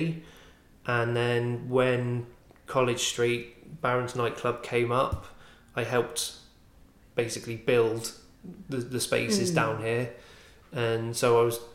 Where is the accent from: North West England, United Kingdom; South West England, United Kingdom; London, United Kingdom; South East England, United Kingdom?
South West England, United Kingdom; Bournemouth; accent: West Country; moved away as an adult; now in Swansea, United Kingdom; I'm originally from Bournemouth. Despite my accent being quite West Country, I am actually from Bournemouth.